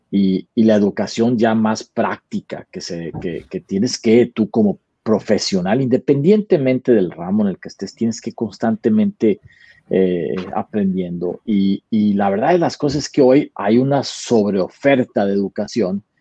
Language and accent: Spanish; Monterrey, Nuevo León, Mexico; moved away as an adult; now in Austin, United States; Pues soy eh, mexicano, primero que nada, este, eh, nacido en Monterrey y ya llevo más de 20 años en Estados Unidos. Este, yo estoy basado en la ciudad de Austin, Texas